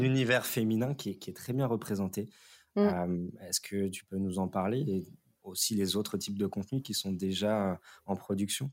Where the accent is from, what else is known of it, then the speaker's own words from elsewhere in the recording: France; en tant que Français